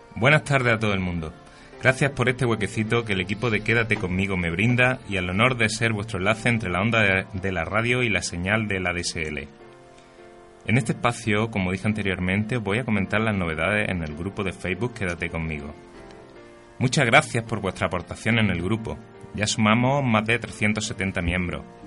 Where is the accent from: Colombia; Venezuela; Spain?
Spain; qué espabilados somos siempre los españoles